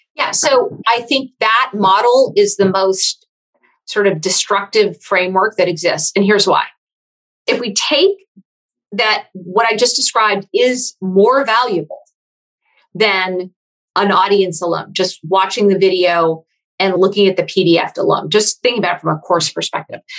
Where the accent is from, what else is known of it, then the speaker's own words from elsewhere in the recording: Silicon Valley, California, United States; I am from Silicon Valley originally.